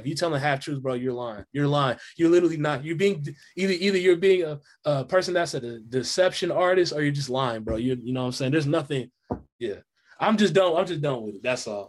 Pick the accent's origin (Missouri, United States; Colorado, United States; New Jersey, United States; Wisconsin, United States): Missouri, United States; Kansas City; I'm from Kansas City, Missouri